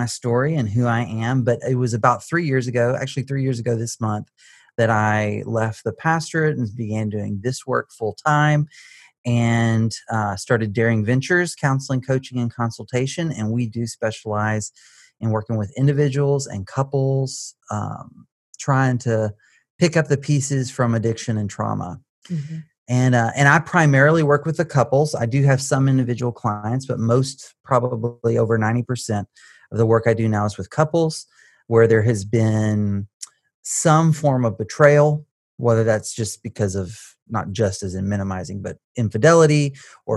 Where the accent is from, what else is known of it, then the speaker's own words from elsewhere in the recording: Baytown, Texas, United States; I was born outside of Texas in Baytown. And so grew up around here